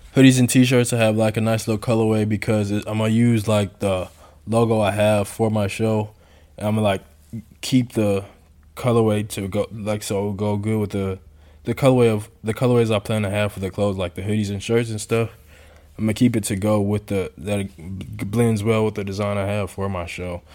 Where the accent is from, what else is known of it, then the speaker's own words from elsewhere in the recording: Houston, Texas, United States; moved away as an adult; now in Poland; I grew up in Houston